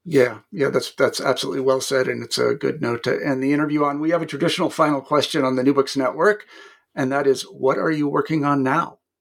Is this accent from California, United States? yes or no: no; Kansas, United States; moved away as an adult; I was a kid from Kansas